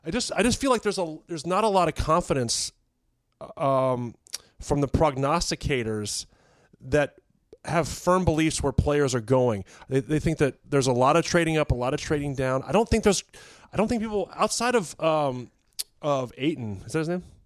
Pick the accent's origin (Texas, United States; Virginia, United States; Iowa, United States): Virginia, United States; I'm from Virginia